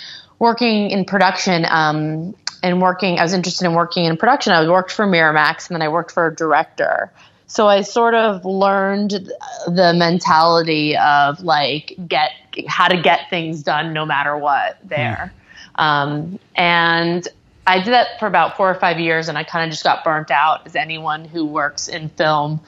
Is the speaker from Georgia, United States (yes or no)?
yes; Atlanta, Georgia, United States; also born or lived in Santa Monica, California; now in New York, United States; I'm actually from Atlanta originally.